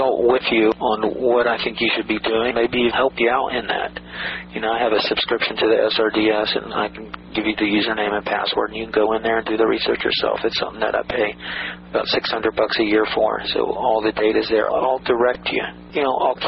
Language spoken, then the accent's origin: English; Atlanta, Georgia, United States; a kid I grew up with in Atlanta